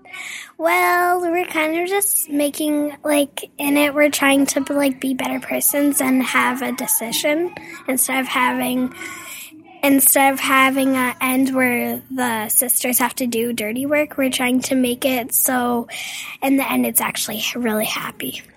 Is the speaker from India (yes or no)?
no; Yorkton, Saskatchewan, Canada; now in Prince Albert, Canada; I was born in Yorkton